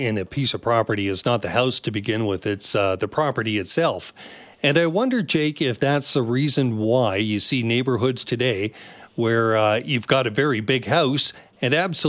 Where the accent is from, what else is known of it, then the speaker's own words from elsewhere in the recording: Tsawwassen, British Columbia, Canada; I grew up in the Lower Mainland in Tawasin and in a very typical home for a four-person family, which is what we had.